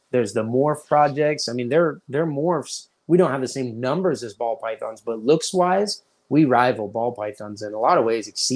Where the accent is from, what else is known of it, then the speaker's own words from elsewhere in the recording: Pittsburgh, Pennsylvania, United States; moved away as an adult; also born or lived in Orange County, California; I was born here.